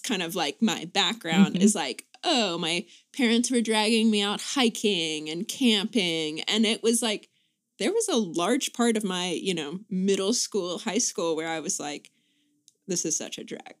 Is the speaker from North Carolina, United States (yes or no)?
yes; Greensboro, North Carolina, United States; also born or lived in Charlottesville, Virginia; So I was born in Charlottesville and then grew up in Greensboro, North Carolina.